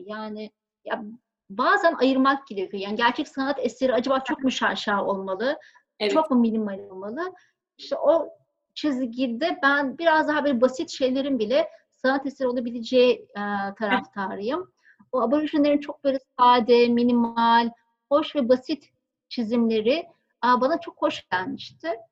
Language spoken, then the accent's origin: Turkish; Bozcaada, Çanakkale, Turkey; moved away; also born or lived in Istanbul / La Réunion; Ben Bozcaada'da doğdum. E, benim doğduğum zamanlar yani benim yaşadığım çocukluğum geçtiği zamanlar böyle Bozcaada e, çok böyle minik sakin bir kasabaydı.